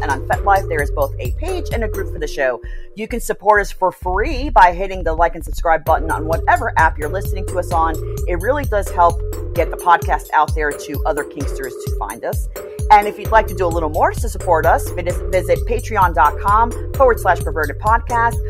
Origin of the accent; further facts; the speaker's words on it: New York, United States; me growing up in New York